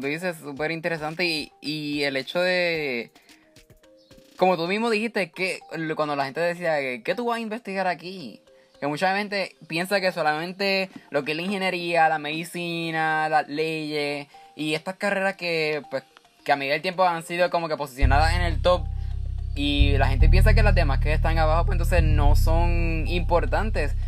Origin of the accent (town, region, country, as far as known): Puerto Rico